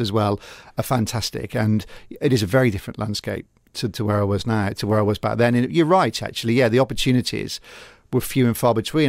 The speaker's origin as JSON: {"language": "English", "town": "Gloucester", "region": "South West England", "country": "United Kingdom", "tie": "born or raised there", "said": "I'm a Gloucester boy born and bred"}